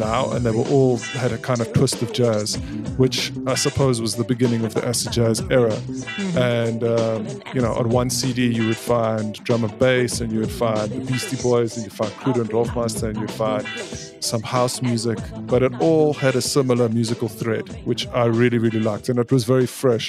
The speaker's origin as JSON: {"language": "English", "country": "South Africa", "tie": "born or raised there", "also_born_or_lived": "Scotland", "said": "I am totally South African. I mean, I've been raised here"}